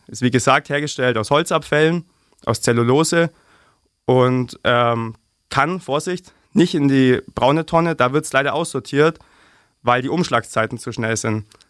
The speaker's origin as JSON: {"language": "German", "town": "Augsburg", "region": "Bavaria", "country": "Germany", "said": "Ich persönlich bin aus Lechhausen"}